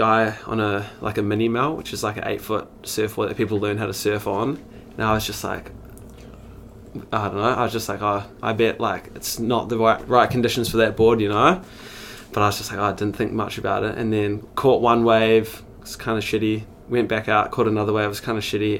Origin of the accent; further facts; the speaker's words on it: Christchurch, Canterbury, New Zealand; also born or lived in Spain / Queenstown; I was born and raised in Christchurch